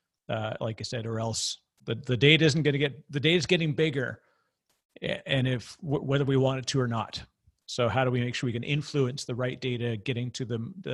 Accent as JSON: {"language": "English", "country": "Canada", "said": "I'm Canadian"}